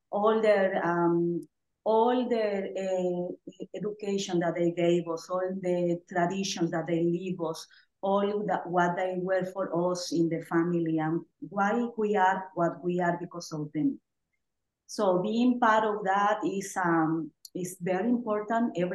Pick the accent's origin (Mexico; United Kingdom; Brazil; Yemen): Mexico; Oaxaca; now in Mississippi, United States; I'm originally from Oaxaca, Mexico.